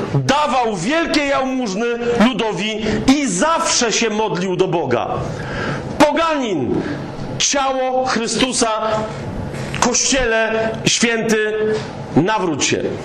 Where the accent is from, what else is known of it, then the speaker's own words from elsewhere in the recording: Kraków, Lesser Poland, Poland; ja jestem z Krakowa